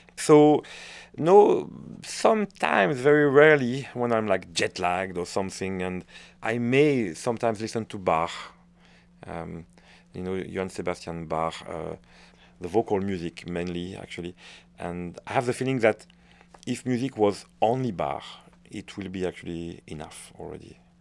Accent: France; accent: French; English is a second language; moved away; also born or lived in Waterloo, Belgium; I'm a Frenchman

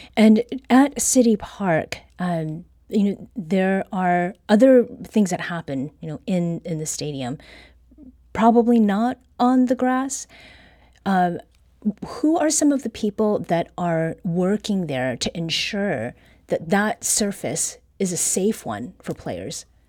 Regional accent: Ontario, Canada; moved away; I used to have did mow grass as a kid growing up in Ontario

